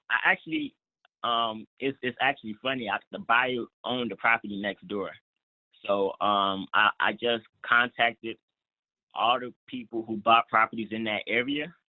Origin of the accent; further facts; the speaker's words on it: Atlanta, Georgia, United States; in Atlanta right now, which is um actually like my hometown